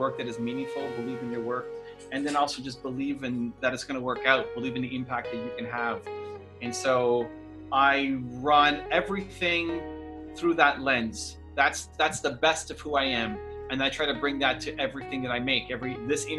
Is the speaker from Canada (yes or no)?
yes; Toronto, Ontario, Canada; I'm Canadian, born and raised in Toronto, Canada.